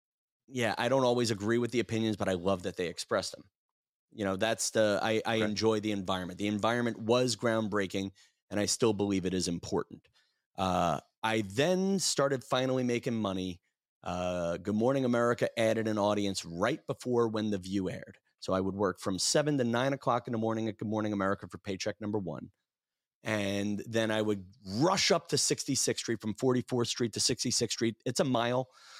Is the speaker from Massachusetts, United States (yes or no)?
no; New York City, New York, United States; born there; You know, like I was born in Southeast Brooklyn, and yeah, that's a very Republican neighborhood.